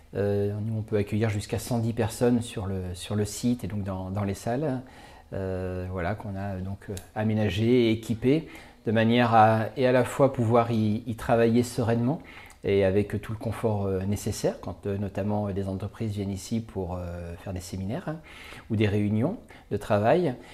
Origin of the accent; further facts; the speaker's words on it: Vendée, Pays de la Loire, France; also born or lived in Paris; ma région d'origine qu'est la Vendée